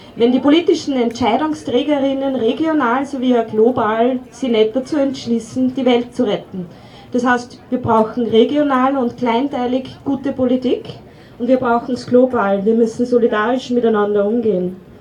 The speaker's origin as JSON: {"language": "German", "region": "Upper Austria", "country": "Austria", "tie": "born or raised there", "moved": "yes", "lives_now": "Weinviertel, Austria", "said": "Ich bin sogar in Oberösterreich geboren"}